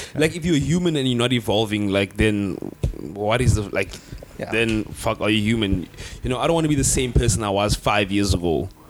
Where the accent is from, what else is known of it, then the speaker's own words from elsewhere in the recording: South Africa; I grew up in East River, right, which is a predominantly colored area. I went to a boarding school in the Afrikaans town. Like, I am black